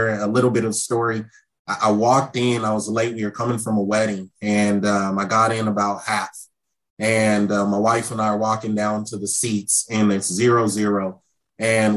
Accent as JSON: {"language": "English", "town": "Seattle", "region": "Washington", "country": "United States", "said": "I'm from Seattle. Coming back home, my first year being back home"}